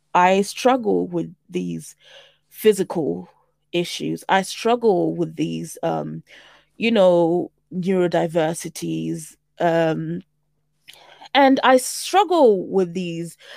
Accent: St Albans, East of England, United Kingdom; also born or lived in Zimbabwe / South Africa; I am twenty-nine and I'm from Saint Albans. I am a proud African woman by way of Zimbabwe with South African heritage

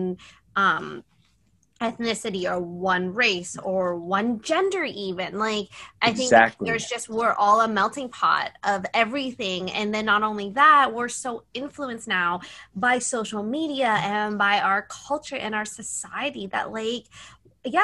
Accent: Canada; I'm Canadian

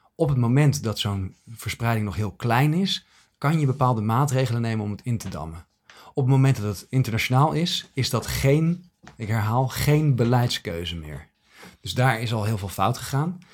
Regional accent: Netherlands

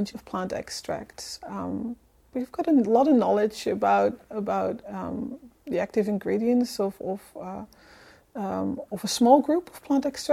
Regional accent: Netherlands; accent: Dutch; moved away; I'm originally from the Netherlands

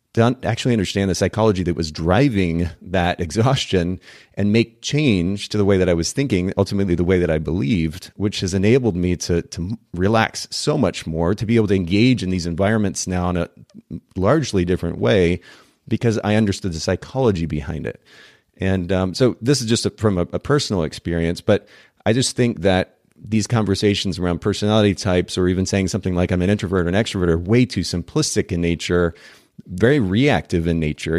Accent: Japan; I grew up in Japan

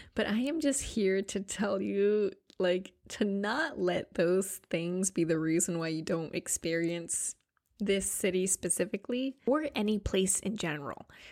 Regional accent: Grand Island, Nebraska, United States; moved away as an adult; also born or lived in California; now in New York City, United States; my hometown in Grand Island, Nebraska

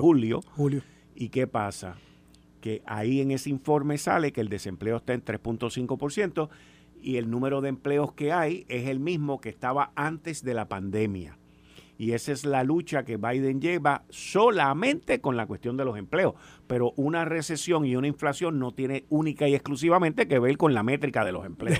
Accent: Puerto Rico; nosotros como isla, como puertorriqueños, como ciudadanos americanos

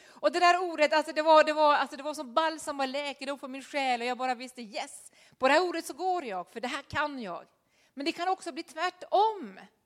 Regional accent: Norway; moved away; Jag var den sista i Norge som gick på realskolan

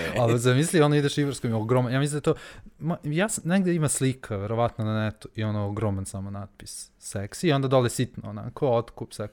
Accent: Kruševac, Rasina District, Serbia; ja sam iz Kruševca

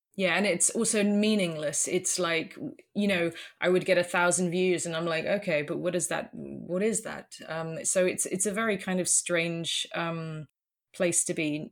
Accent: United Kingdom; moved away as an adult; also born or lived in London; now in Netherlands; I'm British, but, um, about, uh, gosh, seven years ago now, uh, we moved, moved over to the Netherlands

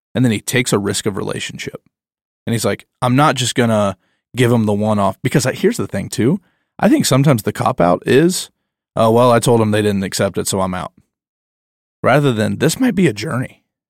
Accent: the Bible Belt, United States; I'm growing up in the Bible Belt

